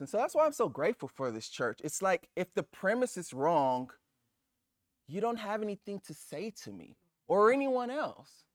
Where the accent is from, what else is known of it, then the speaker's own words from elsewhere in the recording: Los Angeles, California, United States; I'm Nigerian. Well, my parents are Nigerian. I'm born in Los Angeles